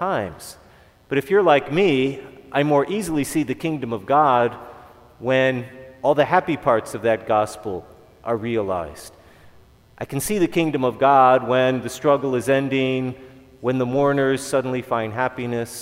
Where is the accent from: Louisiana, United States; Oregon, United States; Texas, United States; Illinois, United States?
Illinois, United States; Chicago; I'm from Chicago